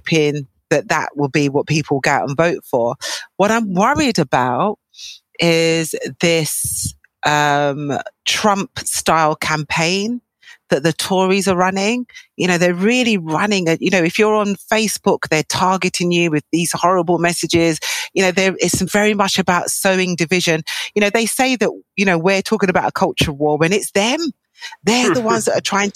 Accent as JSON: {"language": "English", "region": "London", "country": "United Kingdom", "tie": "born or raised there", "said": "I am a Londoner through and through. I was born in London."}